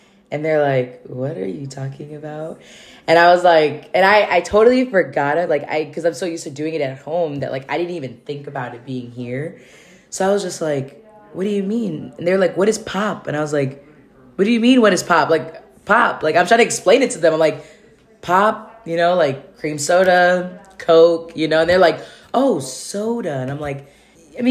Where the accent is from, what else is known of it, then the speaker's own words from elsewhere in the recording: Michigan, United States; now in California, United States; I'm originally from Michigan